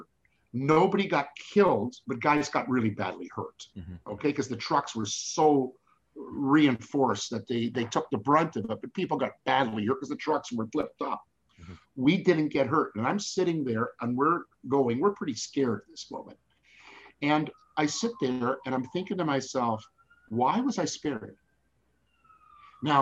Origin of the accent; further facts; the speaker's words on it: Canada; I'm a Canadian